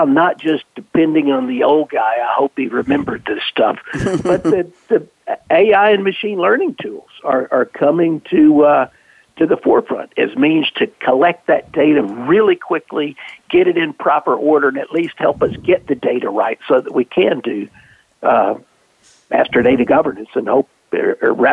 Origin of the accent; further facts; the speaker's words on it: the South, United States; being a Southerner